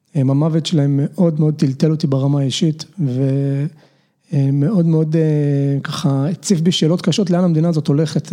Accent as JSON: {"language": "Hebrew", "town": "Nahalal", "region": "Northern District", "country": "Israel", "tie": "born or raised there", "said": "גדלתי בחקלאי בנהלל, שנים עשר שנים."}